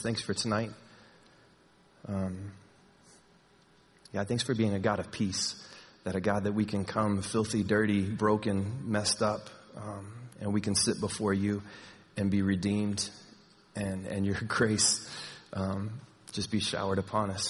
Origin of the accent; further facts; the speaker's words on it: Texas, United States; moved away; I'm from Texas